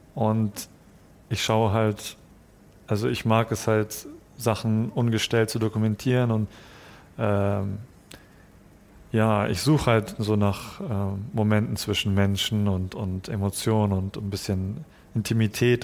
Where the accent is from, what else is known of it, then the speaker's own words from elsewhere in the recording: Hamburg, Germany; also born or lived in Japan; Also ich bin in Japan geboren, aber mit eins dann nach, Jap mhm. äh, nach Hamburg gekommen